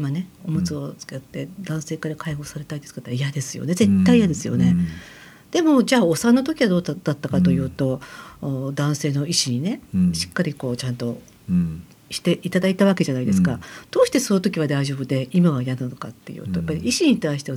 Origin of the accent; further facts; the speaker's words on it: Koganei, Tokyo, Japan; あ生まれはあの武蔵野日赤ですけどねあまあまあ、ね、はい、はい、